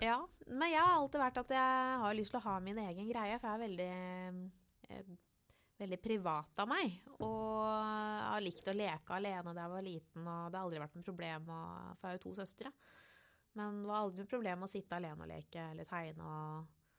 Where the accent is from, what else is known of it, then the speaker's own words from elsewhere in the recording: Oslo, Norway; På Torshov i Oslo